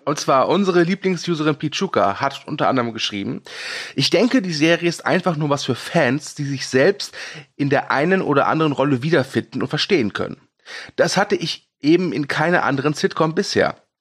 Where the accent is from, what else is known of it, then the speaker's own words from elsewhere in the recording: Ruhr area, North Rhine-Westphalia, Germany; ich komme aus dem Pott